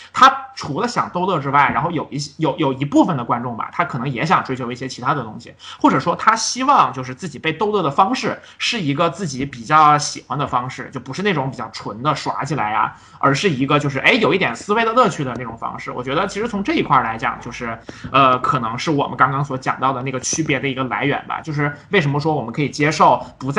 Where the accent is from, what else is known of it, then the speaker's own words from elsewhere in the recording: China; 我们中国人的思路